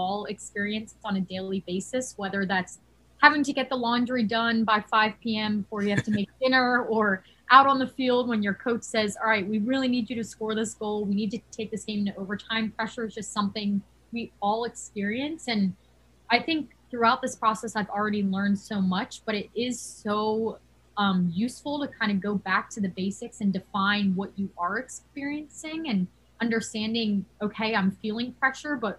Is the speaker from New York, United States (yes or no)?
no; Haddonfield, New Jersey, United States; I'm from Haddonfield, New Jersey, which is about 15 minutes outside of Philadelphia